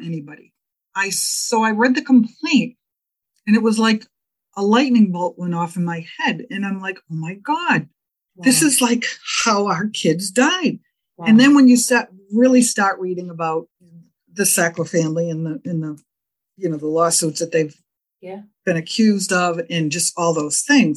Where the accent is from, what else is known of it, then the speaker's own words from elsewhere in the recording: Massachusetts, United States; I'm from Massachusetts and my attorney general is Maura Healey.